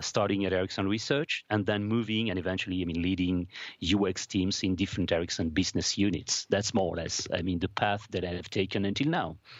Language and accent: English; Paris, Île-de-France, France; moved away as an adult; also born or lived in Strasbourg; I'm, I'm from France, uh, from Paris.